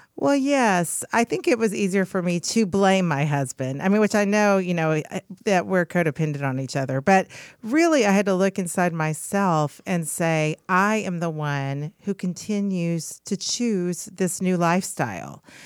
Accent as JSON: {"language": "English", "town": "Oklahoma City", "region": "Oklahoma", "country": "United States", "said": "from Oklahoma City"}